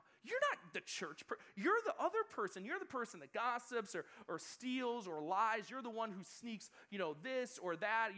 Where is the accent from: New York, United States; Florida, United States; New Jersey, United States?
New York, United States; Buffalo; moved away as an adult; now in California, United States; my hometown in Buffalo, New York